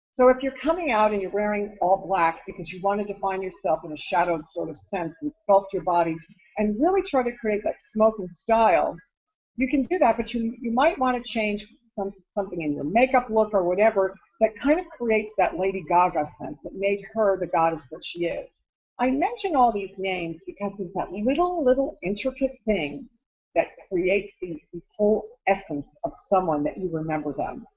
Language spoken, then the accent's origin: English; Connecticut, United States; moved away; I'm from Connecticut originally